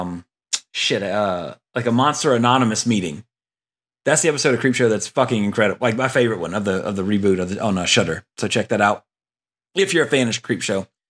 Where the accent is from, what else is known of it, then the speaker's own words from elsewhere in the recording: Louisiana, United States; growing up in Louisiana with a pond in my yard